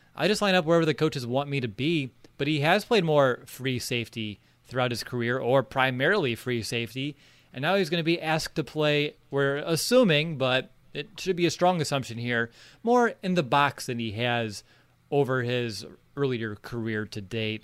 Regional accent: Northwest Indiana, United States; now in Bloomington, United States; growing up in Northwest Indiana, now living in Bloomington, Indiana

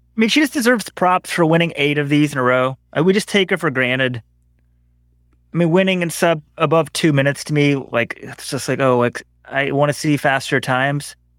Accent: Texas, United States; we're from the West. We're from Texas

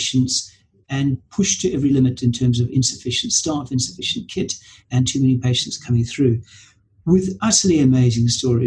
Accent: Zimbabwe; now in United Kingdom; I was born and brought up in Zimbabwe

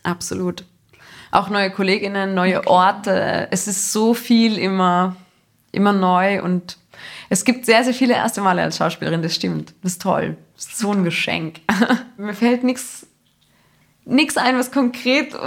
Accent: Salzburg, Austria; gerade als Salzburgerin

